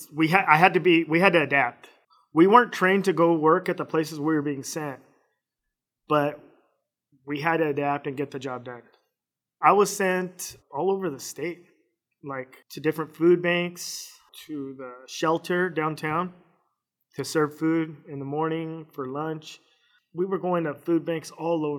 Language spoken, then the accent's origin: English; Phoenix, Arizona, United States; also born or lived in Missouri / Fort Campbell, Kentucky / Kuwait / Iraq; I was born and raised here in Phoenix